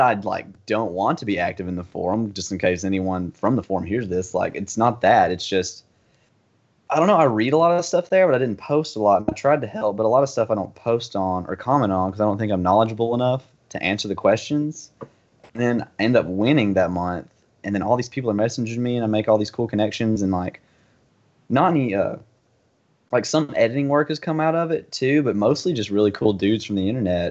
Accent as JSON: {"language": "English", "town": "Florence", "region": "Alabama", "country": "United States", "tie": "born or raised there", "said": "I was born and raised in Florence, Alabama."}